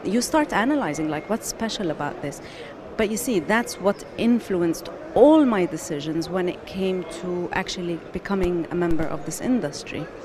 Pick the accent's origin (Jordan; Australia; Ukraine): Jordan; moved away as an adult; also born or lived in Palestine / Bahrain; now in United Arab Emirates; So I grew up in Jordan um, originally Palestinian, grew up in Jordan, and then um, after graduating from university, lived in Bahrain for six years, and then after that, I've been in the UAE since 2005.